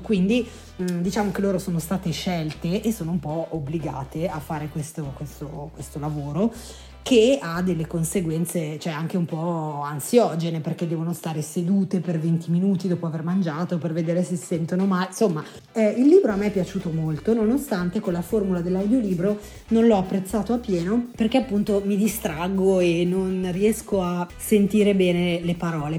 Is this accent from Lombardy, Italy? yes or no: yes; Lombardy, Italy; also born or lived in Piedmont / Lunigiana; io sono nata in Piemonte, cresciuta in Lombardia e sono di origini lunigianesi